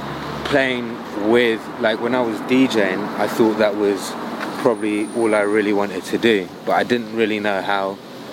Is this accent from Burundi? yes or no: no; London, United Kingdom; moved away as an adult; now in Los Angeles, United States; So then I grew up, I was born and raised in London.